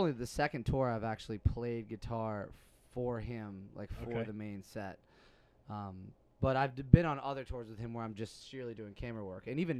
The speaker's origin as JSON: {"language": "English", "town": "Chambersburg", "region": "Pennsylvania", "country": "United States", "also_born_or_lived": "Pittsburgh, Pennsylvania / Los Angeles, California", "moved": "yes", "said": "I'm from Chambersburg, Pennsylvania."}